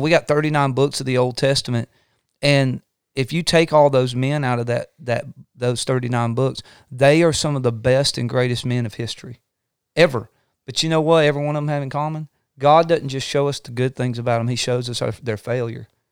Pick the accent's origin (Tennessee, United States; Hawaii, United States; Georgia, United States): Georgia, United States; Northwest Georgia Mountains, United States; we grew up in the Northwest Georgia Mountains, um, I, I grew up around, you know, old-timey preachers.